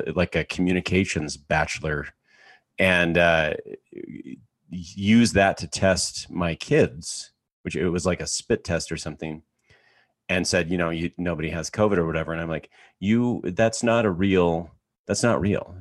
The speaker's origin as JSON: {"language": "English", "country": "Canada", "tie": "born or raised there", "said": "I grew up in Canada, in a farm town of eighteen hundred people in the middle of nowhere."}